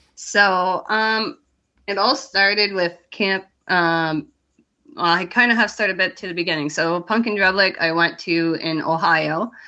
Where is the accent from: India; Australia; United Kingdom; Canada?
Canada; I'm from Canada